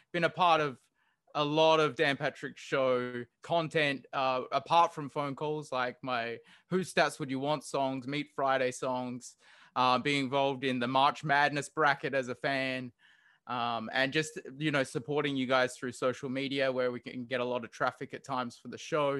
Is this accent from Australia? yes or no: yes; Australia; accent: Australian; moved away as an adult; also born or lived in Hawaii; now in Honolulu, United States; I've actually lived and grew up in Australia, and I am an Australian citizen